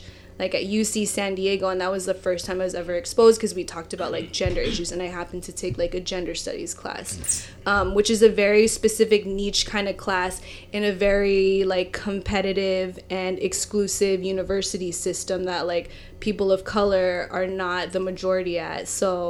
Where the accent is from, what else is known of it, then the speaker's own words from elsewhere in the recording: Philippines; like for me when I'm Filipino, so when I, the Tagalog word for Filipino and self-identifying as Filipino is Pinoy or Pinay.